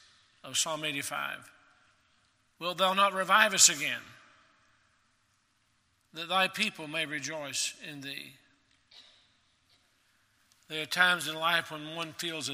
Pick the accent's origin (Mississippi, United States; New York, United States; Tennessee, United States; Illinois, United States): Tennessee, United States; Maryville; I grew up in Maryville, Tennessee